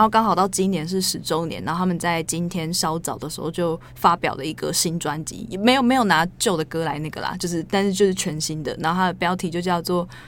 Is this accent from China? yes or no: no; Northeast Coast, Taiwan; 因为我的老家 他是在东北角那一个一， 某， 某个地方这样，就必须要搭火车